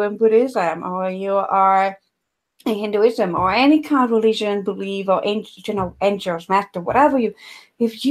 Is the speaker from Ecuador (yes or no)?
yes; Ecuador; I grew up in Ecuador